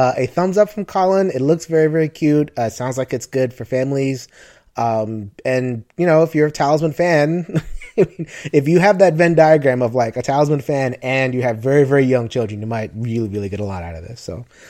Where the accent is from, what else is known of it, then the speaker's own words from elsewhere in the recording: New York, United States; because I'm a New Yorker.